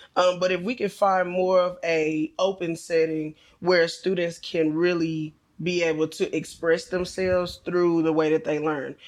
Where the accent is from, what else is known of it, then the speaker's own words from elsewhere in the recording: Bryan, Texas, United States; I grew up here in Bryan Ice D. Went through, um, elementary all the way through high school